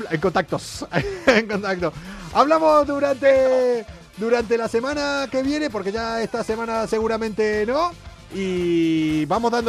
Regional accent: Seville, Andalusia, Spain; accent: Andalusian; Eh, yo soy de Sevilla, como mi gran amigo Russell. Yo soy sevillano. no se me nota el acento andaluz.

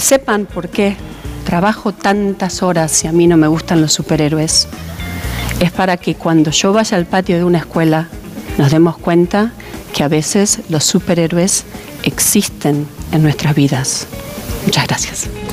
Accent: Argentina; also born or lived in Hollywood; now in United States; soy argentina

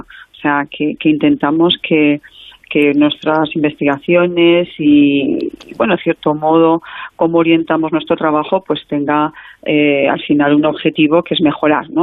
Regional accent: A Coruña, Galicia, Spain; si yo soy gallega y mm. de playa, bueno, de playa que de, zona de mar, eh, la Coruña

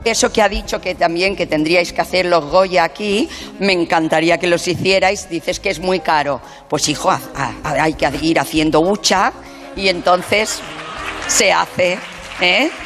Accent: Barcelona, Catalonia, Spain; yo nací en la Barceloneta y mis vecinos eran de Garrucha, de Adra, eran los pescaeros con los que me he criado

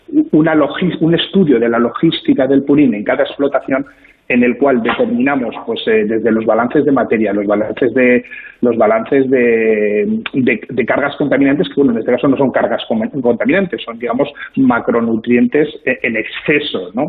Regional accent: Zaragoza, Aragon, Spain; la provincia de Huesca, nosotros somos de Zaragoza

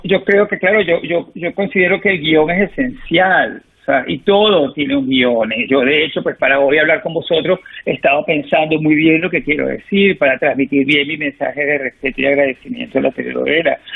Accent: Venezuela; moved away; soy venezolano

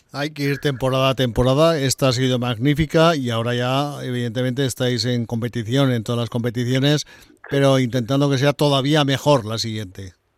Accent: Aragon, Spain; como aragonés

